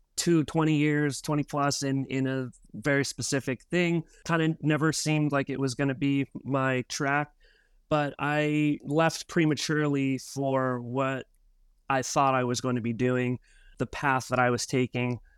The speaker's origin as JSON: {"language": "English", "town": "Albuquerque", "region": "New Mexico", "country": "United States", "tie": "born or raised there", "also_born_or_lived": "Oregon", "moved": "as an adult", "lives_now": "San Diego, United States", "said": "Myself was born and raised in Albuquerque, New Mexico"}